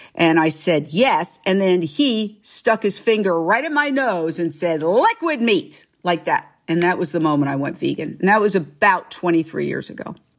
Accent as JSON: {"language": "English", "region": "New York", "country": "United States", "tie": "born or raised there", "also_born_or_lived": "Fort Myers, Florida / Minneapolis / Philadelphia / Los Angeles", "moved": "as an adult", "said": "I went back to my hometown, New York"}